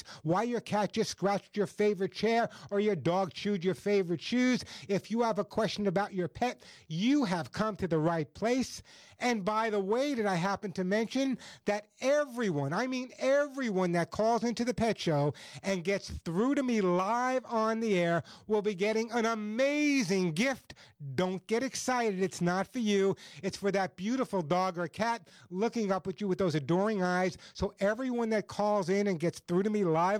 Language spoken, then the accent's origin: English; Oceanside, New York, United States; moved away as an adult; now in Southern California, United States; for most of my life, I lived on Long Island, a great little town called Oceanside, Long Island, my hometown